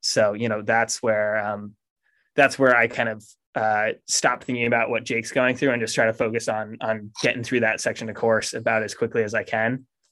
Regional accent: Maine, United States; moved away as an adult; I grew up in Maine

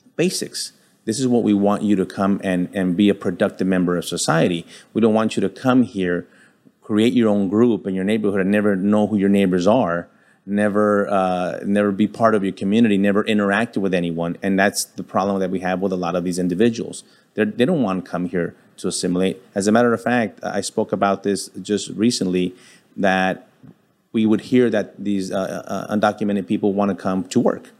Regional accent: El Paso, Texas, United States; being born and raised in El Paso, Texas

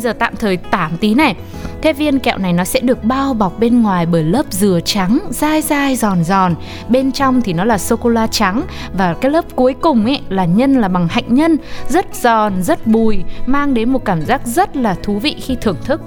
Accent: Ho Chi Minh City, Vietnam; also born or lived in Northern Vietnam; mình quê gốc Bắc đấy, nhưng mà mình được sinh ra ở trong thành phố Hồ Chí Minh

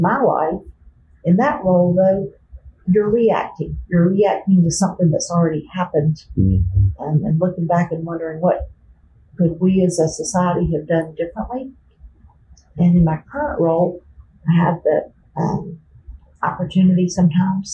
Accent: Birmingham, Alabama, United States; moved away as an adult; also born or lived in Tuscaloosa; now in Tennessee, United States; I grew up in Birmingham in Bluff Park, now known as Hoover, right on top of Chase Mountain

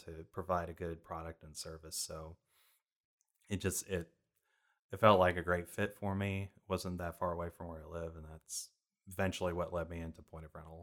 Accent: San Jose, California, United States; moved away as an adult; also born or lived in Ronan, Montana; now in Texas, United States; spent most of my life in San Jose, so I grew up in Silicon Valley around tech

